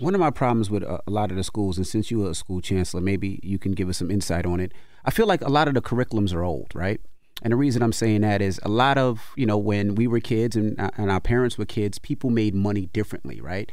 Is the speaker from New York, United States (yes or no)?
yes; New York City, New York, United States; when I was a kid growing up in Queens